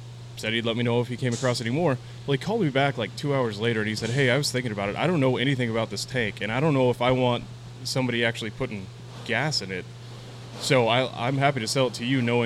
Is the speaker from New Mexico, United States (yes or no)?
yes; Portales, New Mexico, United States; I grew up in Portales, New Mexico, which is a small town on the eastern border of New Mexico